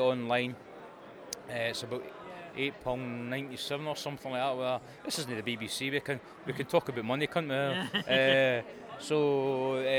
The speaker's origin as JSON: {"language": "English", "region": "Scotland", "country": "United Kingdom", "said": "I'm Scottish"}